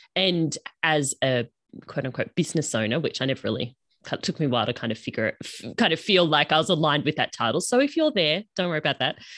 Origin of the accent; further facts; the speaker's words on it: Australia; accent: Australian; we call it uni down here, obviously, if you didn't pick up from my accent, I'm in Australia